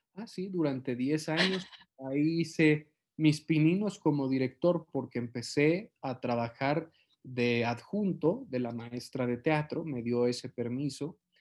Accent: Mexico; en mi país

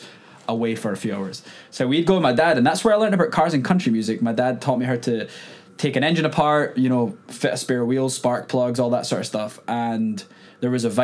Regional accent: South Queensferry, Scotland, United Kingdom; accent: Scottish; moved away as an adult; now in Nashville, United States; I grew up in a little village called South Queensferry of about 6,000 people

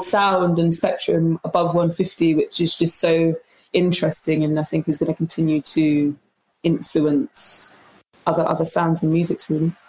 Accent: London, United Kingdom; it's really a blessing to have been born here

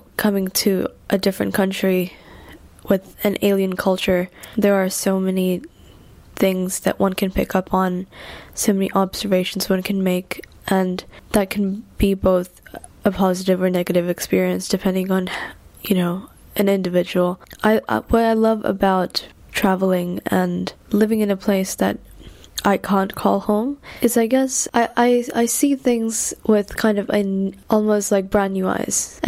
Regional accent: India; moved away as an adult; now in London, United Kingdom; I'm from India and I've been living in London for 4 years now

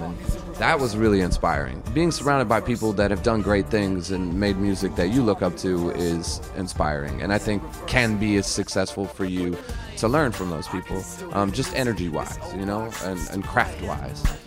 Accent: Chicago, Illinois, United States; moved away; also born or lived in Colorado; I was born and raised in Chicago, and then my parents moved me to Colorado because my dad got a job out there

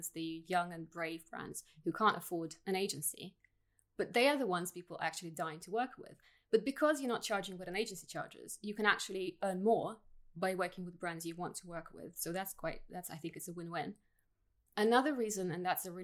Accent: Russia; English is a second language; moved away as an adult; also born or lived in Soviet Union; now in United Kingdom; So I was born in Russia. I moved to the UK at 21, 16 years ago.

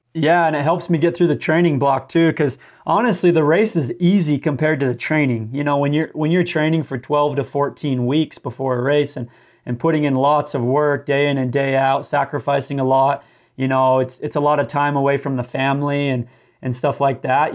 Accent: St. George, Utah, United States; moved away; I grew up in St. George, Utah, which is a very desert type environment as well.

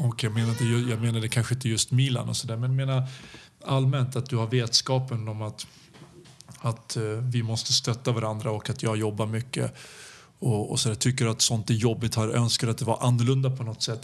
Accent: Serbia; also born or lived in Belgrade; now in Sweden; vi kommer ju från Balkan

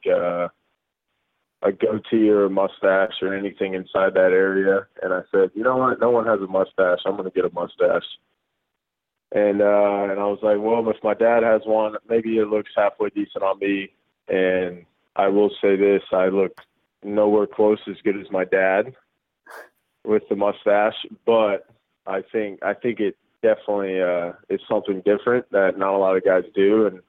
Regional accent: Guam; born there; so my dad was in the military for 30 years, uh, and that's why I was born in Guam.

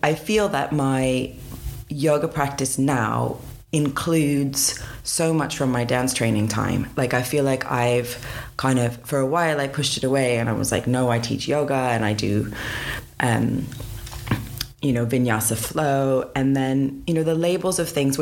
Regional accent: Pittsburgh, Pennsylvania, United States; moved away as an adult; also born or lived in San Diego, California; now in United Kingdom; I am from Pittsburgh. Well, I was born in San Diego, but I grew up in Pittsburgh, and I've been in the UK since 2005

